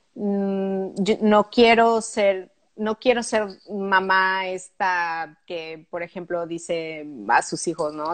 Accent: Pachuca, Hidalgo, Mexico; moved away as an adult; also born or lived in Mexico City / Barcelona / London / Italy; now in Luxembourg; se llama Pachuca. Está a 90 kilómetros al norte de la Ciudad de México

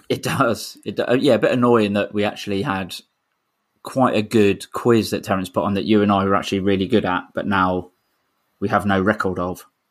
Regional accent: London, United Kingdom; I was born in Camberwell, so I'm proper

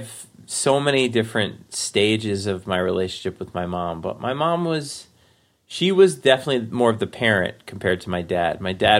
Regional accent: Forest Hills, New York, United States; I grew up in Forest Hills. We moved to Whitestone, which is another part of Queens.

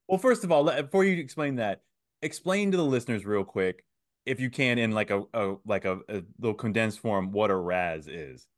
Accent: Antioch, California, United States; I was raised in Antioch

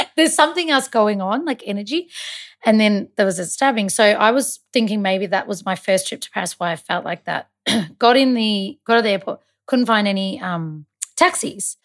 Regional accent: Malta; I'm Maltese

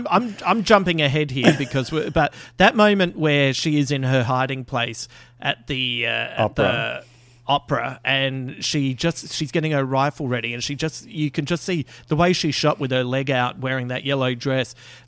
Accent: Adelaide, South Australia, Australia; I'm allowed to say that I'm from Adelaide and I don't have a sister anyway.

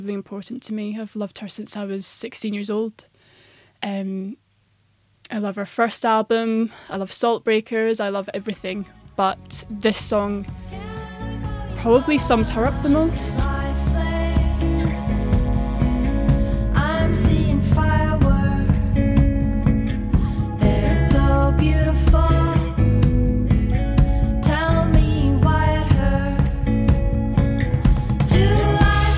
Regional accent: Cumbernauld, Scotland, United Kingdom; also born or lived in Perthshire / Glasgow / London; I grew up in Cumbernauld, not the most magical of places, but we lived there throughout my childhood until I was 10 years old

